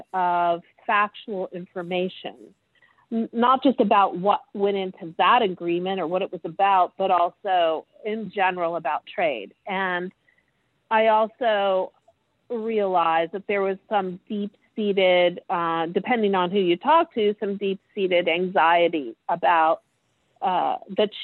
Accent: Ohio, United States; I was born and raised in Ohio

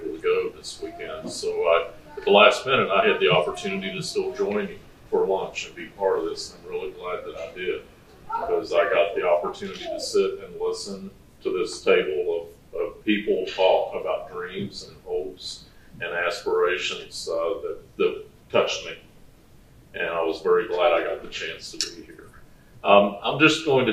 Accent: Virginia, United States; moved away as an adult; I grew up in Virginia on the East Coast of the country

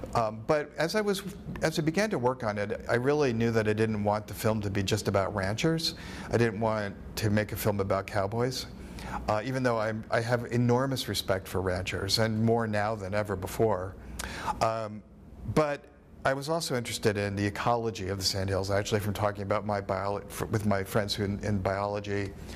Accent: East Coast, United States; moved away as an adult; also born or lived in New York / Florida; now in Nebraska, United States; I'm from the East Coast. I grew up in New York and in Florida, and I spent a lot of my my youth um, on the beach.

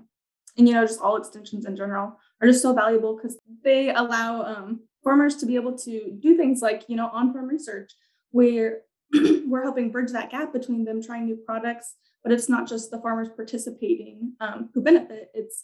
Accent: Chapman, Kansas, United States; moved away as an adult; now in Nebraska, United States; I'm actually originally from Chapman, Kansas, and I attended Kansas State University.

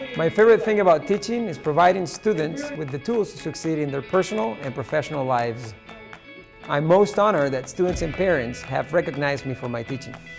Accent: Spain; moved away as an adult; also born or lived in France; now in Nebraska, United States; I grew up in Spain

